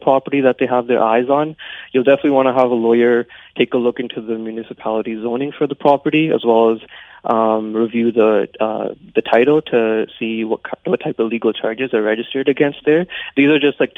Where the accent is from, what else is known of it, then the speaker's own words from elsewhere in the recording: Abbotsford, British Columbia, Canada; also born or lived in Alberta; I was born and raised in Abbotsford, and I still live here